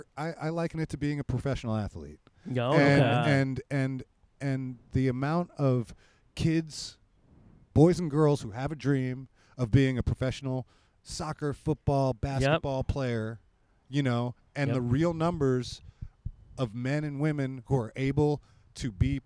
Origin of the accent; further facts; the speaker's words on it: New York, United States; I'm from New York.